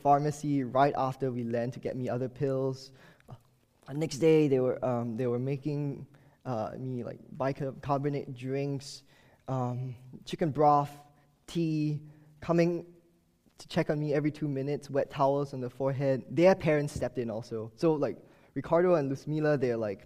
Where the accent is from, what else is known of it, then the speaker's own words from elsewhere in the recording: Singapore; moved away as an adult; now in Baltimore, United States; my strange accent, I'm not from the U.S., and I did not grow up here also. I moved to Baltimore from Singapore two years ago